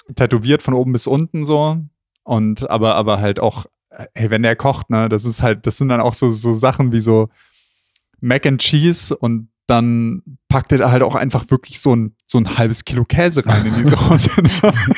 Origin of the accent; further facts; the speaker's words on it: Southern Germany, Germany; bei uns im Süden